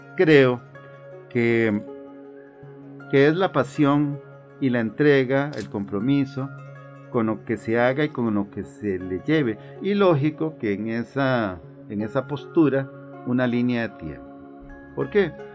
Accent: Cartago, Costa Rica; un artista plástico oriundo de la provincia de Cartago. Nací en el año de 1962

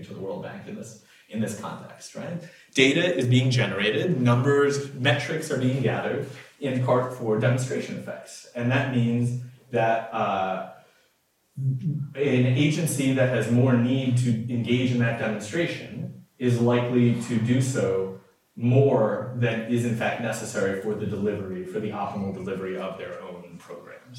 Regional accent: Detroit, Michigan, United States; I'm from Detroit

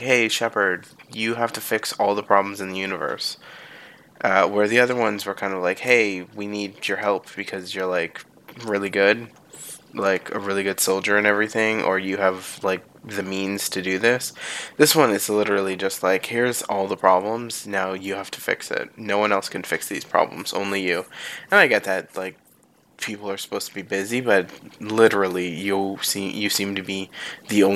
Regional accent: near Toronto, Ontario, Canada; I don't want to live in my hometown anymore. I mean, it's, well, hometown as in more like home city

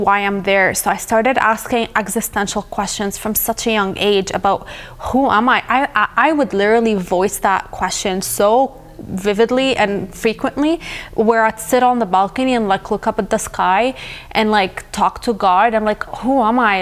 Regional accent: South Governorate, Lebanon; moved away; I grew up in a war zone. I'm from South Lebanon

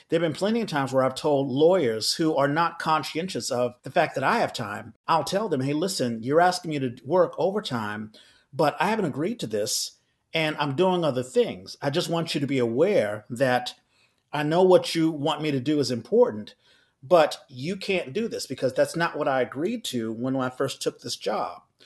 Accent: Washington, District of Columbia, United States; moved away as an adult; also born or lived in New York City; now in San Francisco Bay Area, United States; I live in the Bay Area, but I'm originally from Washington D.C.

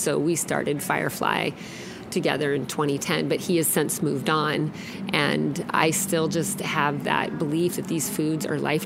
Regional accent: Alaska, United States; now in Seattle, United States; I grew up in Alaska

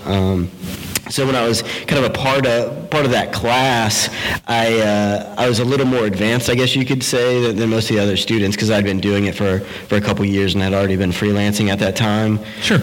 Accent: DeLand, Florida, United States; now in Orlando, United States; I grew up in a little town uh, in Florida called Deland between Daytona Beach and Orlando

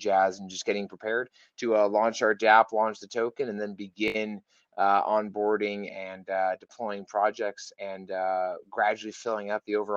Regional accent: Texas, United States; my home state of Texas, here in the US

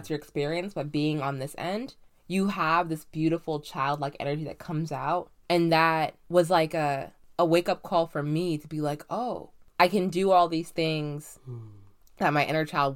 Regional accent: East Coast, United States; now in Rosendale, United States; I grew up on the East Coast

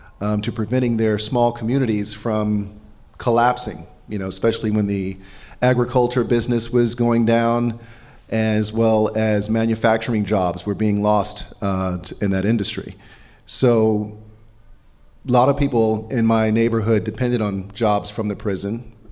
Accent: El Reno, Oklahoma, United States; now in Washington, D.C., United States; I'm from El Reno, Oklahoma.

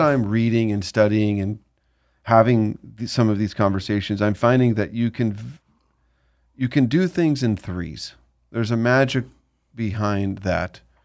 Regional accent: Southern California, United States; growing up in Southern California

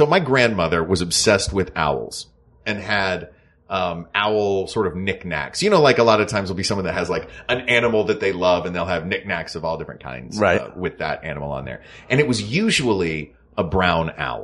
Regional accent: the South, United States; I'm from the South

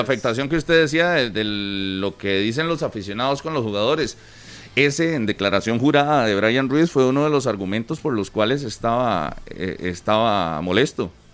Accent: Costa Rica; como ticos

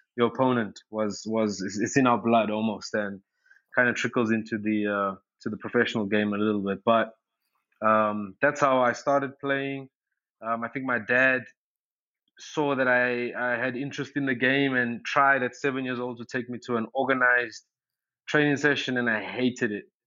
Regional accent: Durban, KwaZulu-Natal, South Africa; I was born in Durban, South Africa

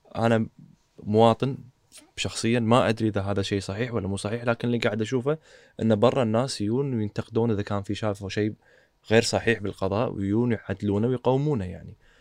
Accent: Kuwait; عندنا بالكويت

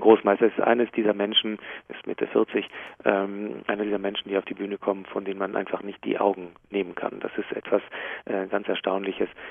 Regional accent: Jerusalem, Jerusalem District, Israel; now in Hamburg, Germany; in äh, Jerusalem, wo ich aufgewachsen bin

